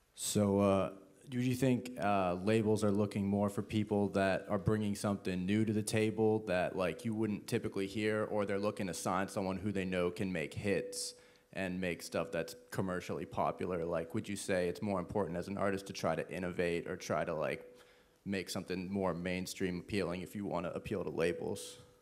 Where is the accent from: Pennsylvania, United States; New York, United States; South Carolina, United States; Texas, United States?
South Carolina, United States; I'm from South Carolina.